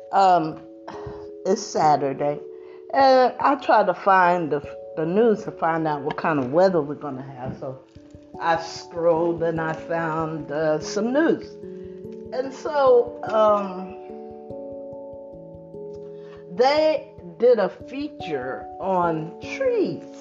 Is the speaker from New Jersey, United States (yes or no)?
yes; New Jersey, United States; I'm from New Jersey